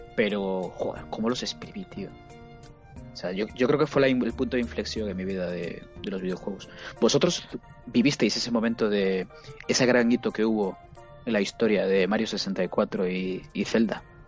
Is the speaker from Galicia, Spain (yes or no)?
yes; Vigo, Galicia, Spain; soy de Vigo